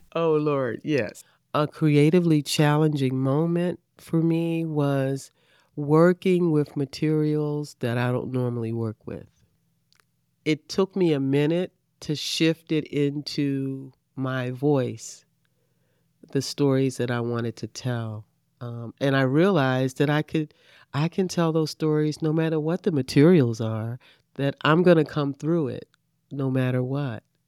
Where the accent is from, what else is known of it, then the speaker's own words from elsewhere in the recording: Baltimore, Maryland, United States; now in Riviera Beach, United States; I grew up in Baltimore, Baltimore, Maryland, and I grew up just a few blocks from Johns Hopkins Hospital